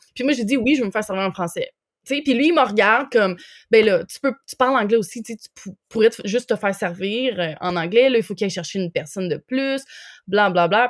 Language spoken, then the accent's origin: French; Quebec, Canada; moved away as an adult; also born or lived in Lanaudière / Montreal / Jasper, Alberta; now in Winnipeg, Canada; j'ai grandi au Québec.